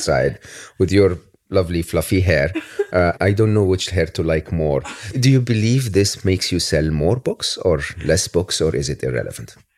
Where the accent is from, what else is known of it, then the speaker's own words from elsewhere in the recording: Egypt; growing up in Egypt